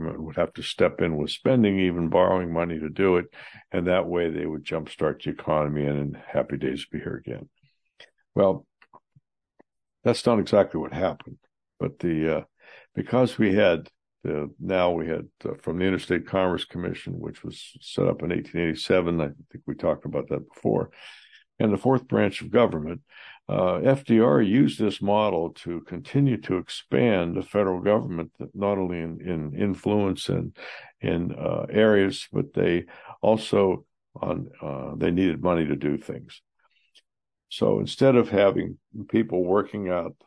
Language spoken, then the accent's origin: English; Johnstown, United States; having personally experienced 26% unemployment in my hometown of Johnstown